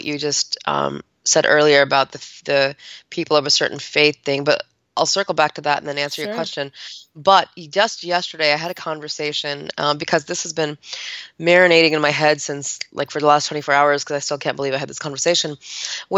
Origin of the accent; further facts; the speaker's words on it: United States; I wasn't born here, but I was raised in the United States of America